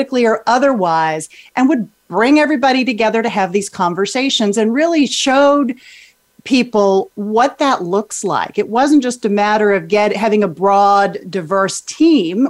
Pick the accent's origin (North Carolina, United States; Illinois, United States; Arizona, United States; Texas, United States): Texas, United States; I grew up in Texas